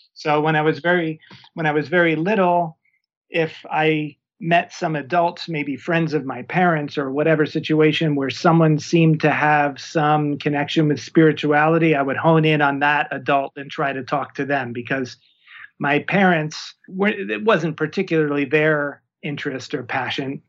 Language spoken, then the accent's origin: English; New York, United States; moved away as an adult; also born or lived in Berkeley, California / Oakland, California / Costa Rica; now in Tucson, United States; I'm originally from New York